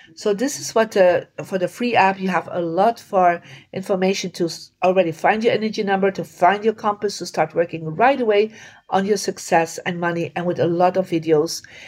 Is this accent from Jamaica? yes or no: no; Belgium; I come from Belgium and in Belgium you don't